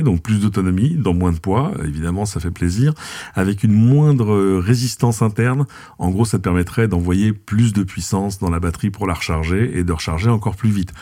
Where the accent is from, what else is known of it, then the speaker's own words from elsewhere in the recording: France; chez nous en France